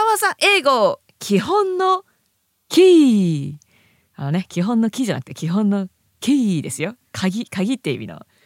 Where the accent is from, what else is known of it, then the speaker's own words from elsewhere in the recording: Japan; also born or lived in abroad (unspecified, early childhood); 日本のね公立の学校に行ってで英語の勉強を再開したのはもう中学校1年生